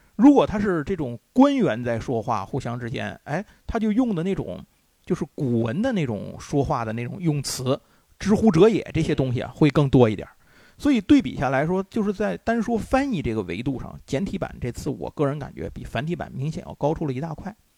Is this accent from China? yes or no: yes; China; 我们中国人